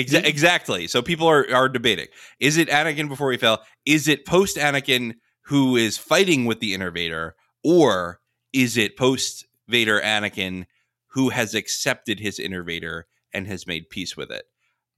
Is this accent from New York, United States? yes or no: yes; New York, United States; I'm from Long Island originally.